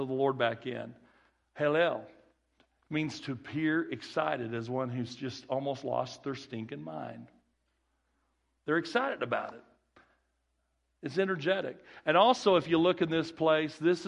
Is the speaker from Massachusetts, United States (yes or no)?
no; Kirbyville, Missouri, United States; accent: country boy; also born or lived in Branson, Missouri; my Kirbyville... where I was raised, my elementary school, my little accent, my little country boy accent